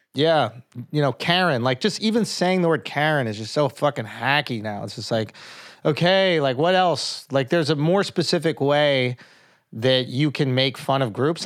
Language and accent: English; New York, United States; I'm from New York